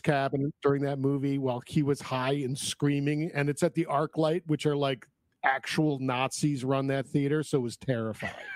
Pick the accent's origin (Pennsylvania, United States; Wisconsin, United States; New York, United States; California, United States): New York, United States; Woodstock; moved away; also born or lived in Queens, New York; grew up in Woodstock